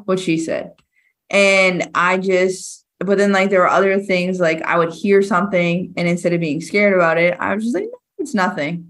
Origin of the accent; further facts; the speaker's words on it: Rockland, Massachusetts, United States; I'm from Massachusetts.